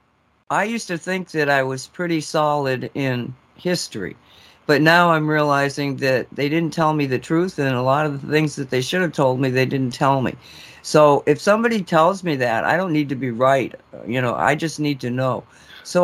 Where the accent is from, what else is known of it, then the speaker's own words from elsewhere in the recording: Massachusetts, United States; I grew up in Massachusetts